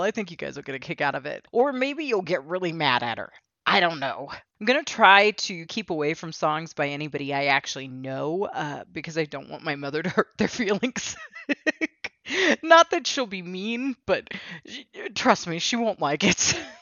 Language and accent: English; United States; I'm American and my mother's American